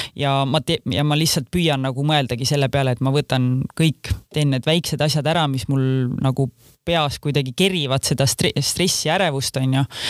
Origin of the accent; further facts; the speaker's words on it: Kose, Harju County, Estonia; also born or lived in London; ma kasvasin üles Kosel, kus elas kaks tuhat inimest